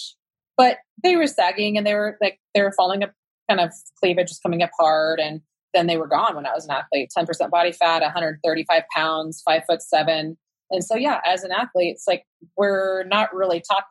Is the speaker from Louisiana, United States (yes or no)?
no; Sacramento, California, United States; I was from Sacramento, and so I was in the Bay Area all the time